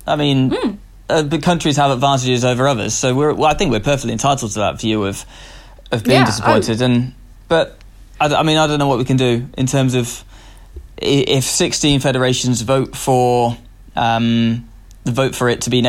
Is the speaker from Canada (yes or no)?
no; United Kingdom; as I think as a Brit at the moment